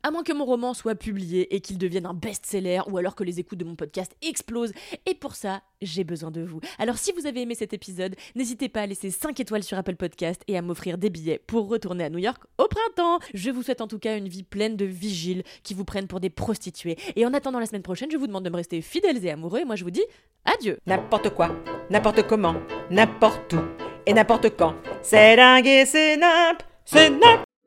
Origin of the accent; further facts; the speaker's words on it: France; mon anglais est bon, on pourrait même le qualifier d'extraordinaire pour une française